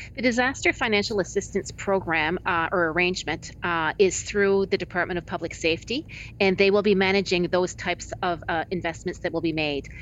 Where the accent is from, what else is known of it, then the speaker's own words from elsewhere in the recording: Atlantic Canada, Canada; also born or lived in Moncton, New Brunswick; I'm from Atlantic Canada myself. I live in Moncton, New Brunswick.